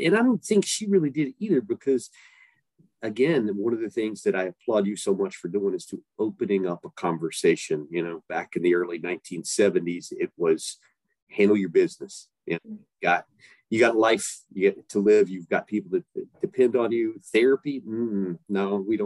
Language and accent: English; East Tennessee, United States; I grew up in East Tennessee